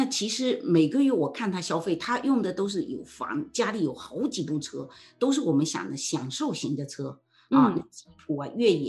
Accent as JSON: {"language": "Chinese", "country": "China", "said": "租的房在我们中国人传统中，租的房子你怎么会去装修呢？"}